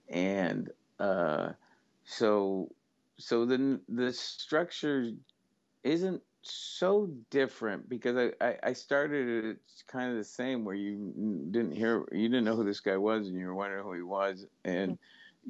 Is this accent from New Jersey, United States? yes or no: no; Syracuse, New York, United States; my hometown of Syracuse